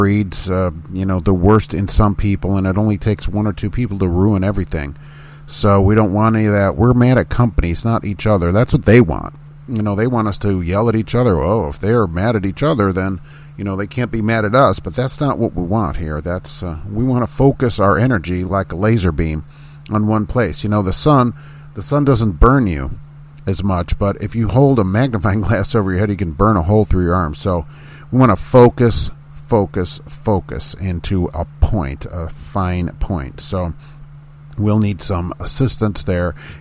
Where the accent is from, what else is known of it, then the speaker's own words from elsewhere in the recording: Indiana, United States; this is my home state